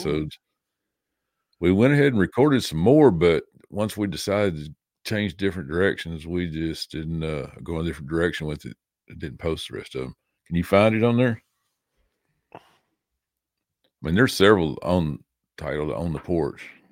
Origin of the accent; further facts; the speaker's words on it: the South, United States; also born or lived in Nashville, Tennessee; now in Jamestown, United States; I'm from the South, I talk slow